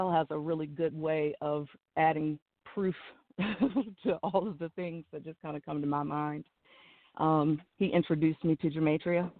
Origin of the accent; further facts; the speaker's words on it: Virginia, United States; now in South Carolina, United States; I'm actually from Virginia.